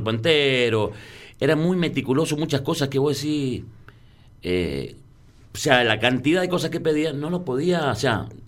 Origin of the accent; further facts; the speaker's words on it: San Juan, Argentina; Como somos nosotros sanjuaninos, tocaba 21 a 30.